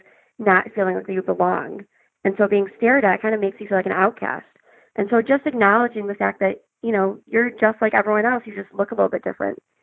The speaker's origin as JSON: {"language": "English", "town": "Chicago", "region": "Illinois", "country": "United States", "tie": "born or raised there", "said": "I was born and raised in Chicago. I still live here."}